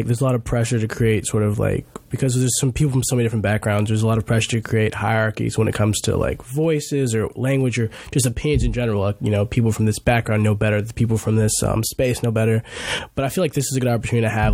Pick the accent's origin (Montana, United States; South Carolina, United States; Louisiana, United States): Louisiana, United States; moved away; I'm from, like, a small town in Louisiana.